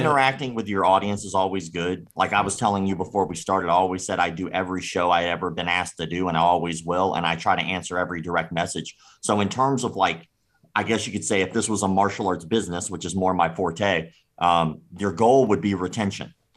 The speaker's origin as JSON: {"language": "English", "region": "Florida", "country": "United States", "tie": "born or raised there", "said": "I grew up in the South. I'm from Florida."}